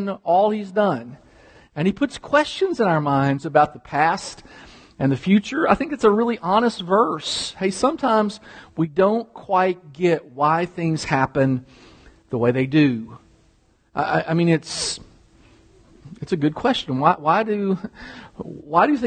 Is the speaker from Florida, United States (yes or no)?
no; Kentucky, United States; moved away; I'm from Kentucky